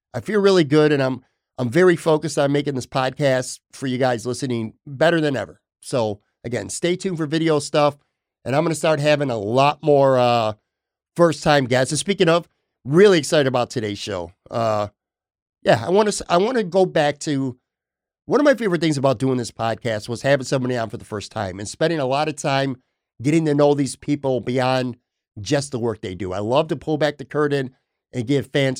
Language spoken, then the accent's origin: English; Buffalo, New York, United States; moved away as an adult; also born or lived in Florida; I was born and raised in Buffalo. I've lived here my whole life, except there was a 5-year gap where I moved to Florida and I just came back to Buffalo last summer